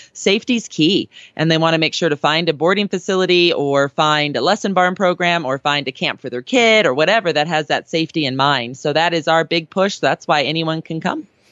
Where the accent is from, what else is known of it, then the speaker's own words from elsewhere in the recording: California, United States; now in Colorado, United States; as a Californian now in Colorado